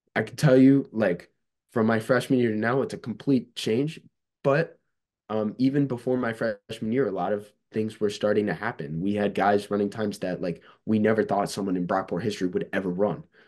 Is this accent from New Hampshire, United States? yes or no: no; Cazenovia, New York, United States; my hometown's Casanova, New York